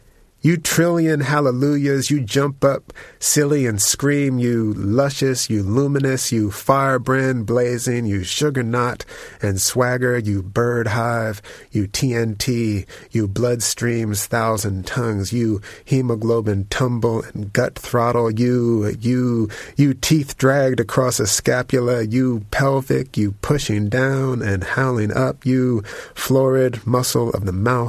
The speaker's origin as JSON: {"language": "English", "region": "Northeast", "country": "United States", "tie": "born or raised there", "lives_now": "Indiana, United States", "said": "I grew up in the Northeast, and for some reason I never saw redbuds, and I'm not sure how much they are around there, but where I am now in Indiana, there's just a ton of redbuds"}